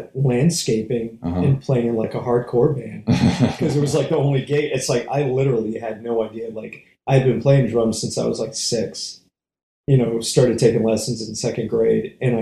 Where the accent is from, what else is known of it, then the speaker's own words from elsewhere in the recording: Northborough, Massachusetts, United States; moved away as an adult; also born or lived in San Francisco Bay Area, California; now in Atlanta, United States; Born and raised about a half an hour west of Boston.